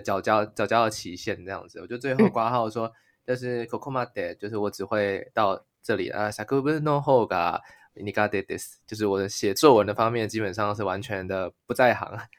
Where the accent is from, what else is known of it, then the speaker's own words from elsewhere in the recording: Taiwan; now in Japan; 身为一个台湾人